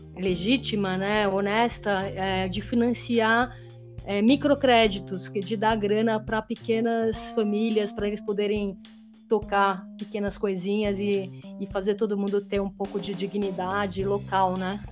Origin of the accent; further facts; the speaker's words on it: Brazil; also born or lived in Geneva, Switzerland / Málaga, Spain; eu sou brasileira também